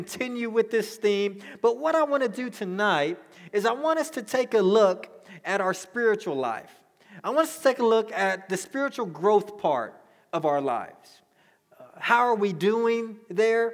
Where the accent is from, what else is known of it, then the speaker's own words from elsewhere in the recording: Dallas, Texas, United States; I grew up in Dallas